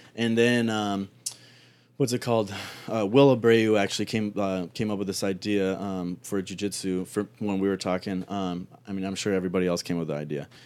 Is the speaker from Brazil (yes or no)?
no; Cleveland, Ohio, United States; also born or lived in Toronto, Canada; I grew up in Cleveland